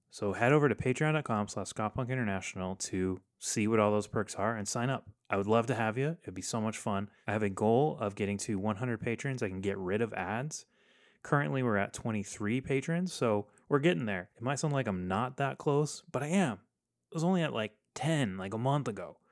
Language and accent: English; Texas, United States; growing up in Texas